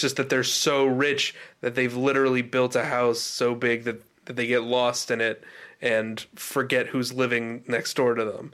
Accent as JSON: {"language": "English", "country": "United States", "said": "we're American"}